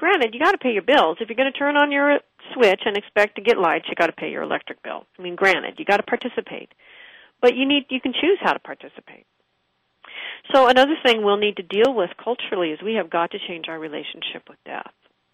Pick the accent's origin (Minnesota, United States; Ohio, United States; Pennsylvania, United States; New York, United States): Pennsylvania, United States; Pittsburgh